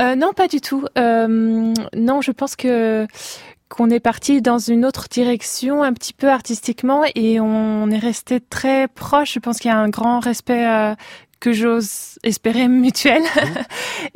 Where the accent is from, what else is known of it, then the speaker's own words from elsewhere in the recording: Metz, Grand Est, France; moved away as an adult; also born or lived in Russia / Barcelona; now in Basel, Switzerland; Je suis née en Russie, mais j'ai grandi euh, à Metz.